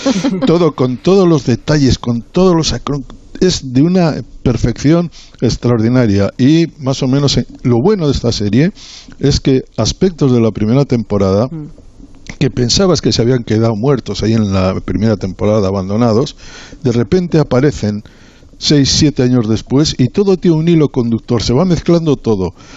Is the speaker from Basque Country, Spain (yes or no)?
yes; Bilbao, Basque Country, Spain; now in Madrid, Spain; soy de Bilbao